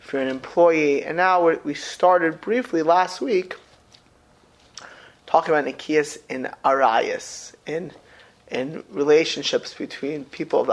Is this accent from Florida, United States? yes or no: yes; South Florida, United States; moved away; I grew up in South Florida.